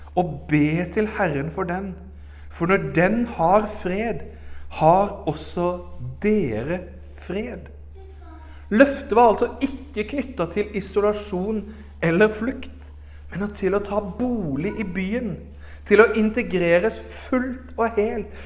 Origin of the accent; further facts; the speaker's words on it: Arendal, Agder, Norway; moved away; also born or lived in Oslo / Herøy; Jeg vokste opp i Arendal frikirke